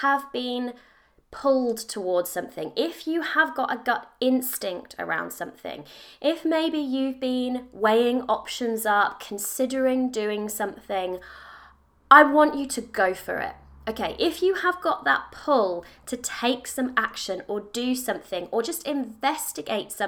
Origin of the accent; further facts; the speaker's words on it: United Kingdom; I am in the UK, as I'm sure you can probably guess by my accent